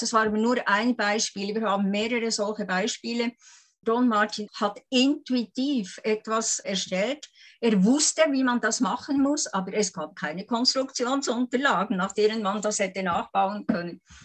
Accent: Lake Thun, Bern, Switzerland; ich bin ja am Thunersee aufgewachsen mit den Schneebergen

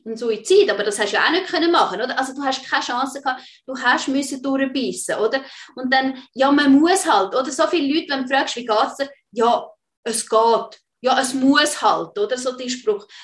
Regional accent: Switzerland; bei uns in der Schweiz

